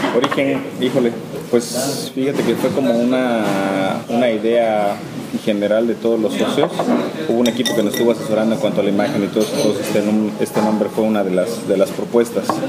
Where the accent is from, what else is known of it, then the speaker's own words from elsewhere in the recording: Oaxaca, Mexico; also born or lived in Ocotlán de Morelos; yo nací en Oaxaca, yo nací en Ocotlán de Morelos, en un pueblito aquí en los valles centrales